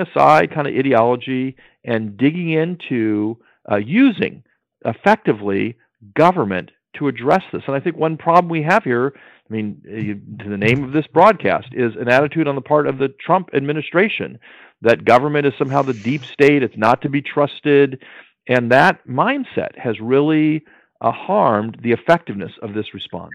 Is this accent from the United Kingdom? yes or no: no; Maryland, United States; my home state of Maryland